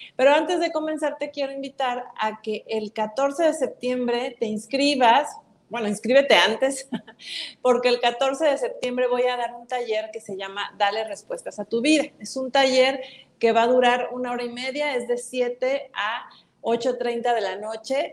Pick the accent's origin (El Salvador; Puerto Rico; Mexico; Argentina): Mexico; como mexicanos